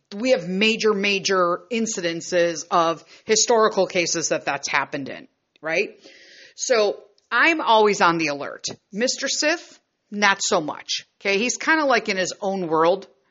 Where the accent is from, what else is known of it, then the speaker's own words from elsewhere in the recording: Chicago, Illinois, United States; born and raised in Chicago